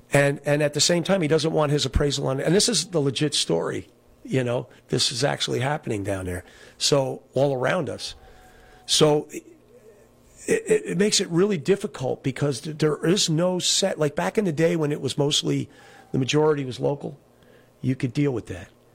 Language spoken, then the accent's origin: English; Olive Bridge, New York, United States; also born or lived in Kingston, New York / Town of Rochester, New York; Olive Bridge, where I grew up.